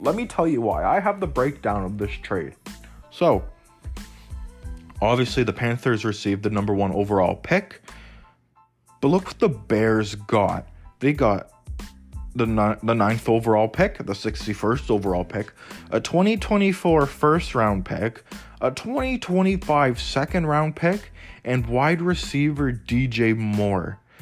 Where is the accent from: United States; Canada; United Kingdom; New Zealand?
Canada; I'm Canadian too